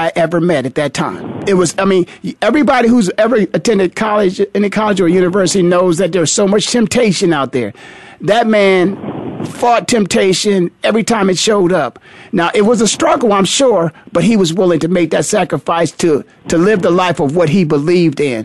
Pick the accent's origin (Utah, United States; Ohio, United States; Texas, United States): Ohio, United States; Canton; a high school there in my hometown of Canton, Ohio